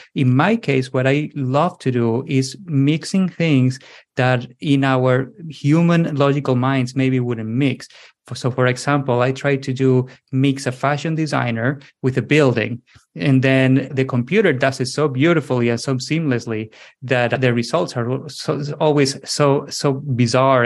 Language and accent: English; southwest Spain, Spain; English is a second language; moved away as an adult; also born or lived in United States / Lisbon area, Portugal; So I'm originally from Spain. I was born in the southwest of Spain, but then I moved to the United States in my early 20s.